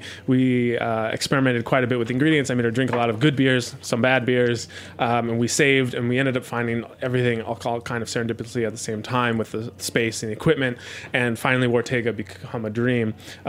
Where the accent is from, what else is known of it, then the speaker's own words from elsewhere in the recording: Cologne, North Rhine-Westphalia, Germany; we were drinking Pilsners most of the time or Kolsch because we're from Cologne, and those are the prominent beers there, and they're delicious.